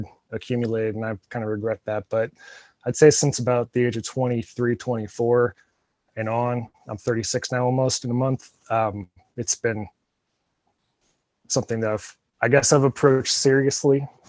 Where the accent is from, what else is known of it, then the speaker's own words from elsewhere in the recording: Independence, Missouri, United States; I grew up in Independence